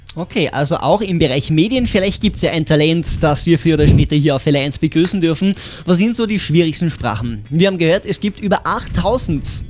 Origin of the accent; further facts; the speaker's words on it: Austria; bei uns in Österreich